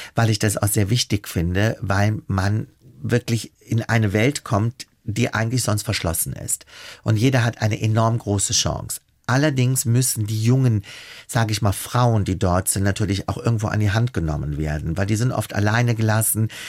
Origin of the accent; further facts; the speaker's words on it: Germany; also born or lived in Italy; ich als Deutscher da hingekommen